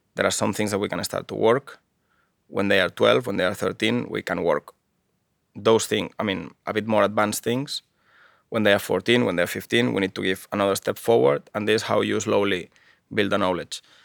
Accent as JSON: {"language": "English", "town": "Barcelona", "region": "Catalonia", "country": "Spain", "also_born_or_lived": "Japan", "second_language": "English", "moved": "as an adult", "lives_now": "Finland", "said": "I am from Barcelona, from Catalonia, one part of Spain at the moment."}